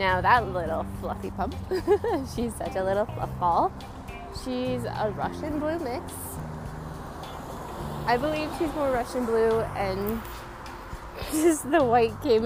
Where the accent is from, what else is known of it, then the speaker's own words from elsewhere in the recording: British Columbia, Canada; I am from Canada, BC.